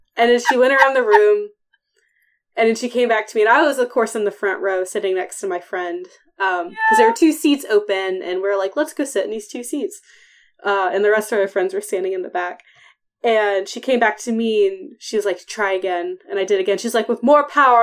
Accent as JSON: {"language": "English", "town": "Athens", "region": "Ohio", "country": "United States", "moved": "yes", "said": "I'm from Athens."}